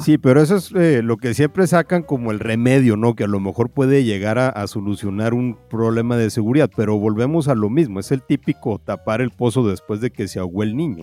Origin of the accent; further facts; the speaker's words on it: Mexico; also born or lived in northern Mexico; los mexicanos le hicimos